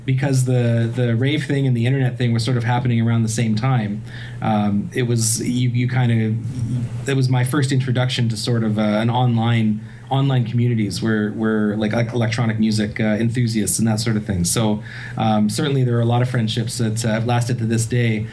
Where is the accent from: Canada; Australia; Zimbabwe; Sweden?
Canada; Waterloo, Ontario; my hometown, Waterloo